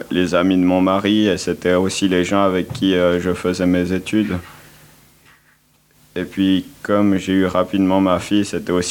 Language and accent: French; Split, Split-Dalmatia County, Croatia; now in Lausanne, Switzerland; Je viens de Split, c'est une ville euh, qui est sur la côte adriatique.